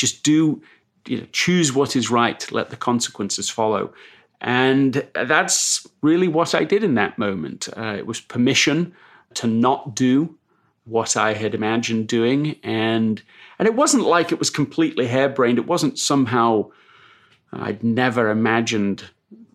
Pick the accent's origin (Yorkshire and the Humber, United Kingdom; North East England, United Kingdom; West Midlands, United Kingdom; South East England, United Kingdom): Yorkshire and the Humber, United Kingdom; Leeds; also born or lived in London, England; I was born in London, England, but grew up in Leeds